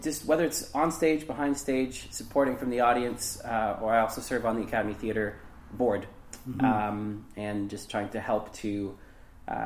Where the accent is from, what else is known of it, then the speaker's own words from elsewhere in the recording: Lindsay, Ontario, Canada; also born or lived in Hamilton, Ontario; I ended up moving up to the Kawarthas when I was 10. So I've called Lindsay home for that long.